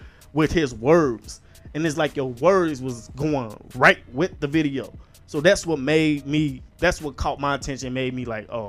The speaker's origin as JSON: {"language": "English", "town": "Terrytown", "country": "United States", "tie": "born or raised there", "said": "it felt like I was reminiscing back when I was young and I was from Terrytown. I was on that block chilling as a kid, you feel me?"}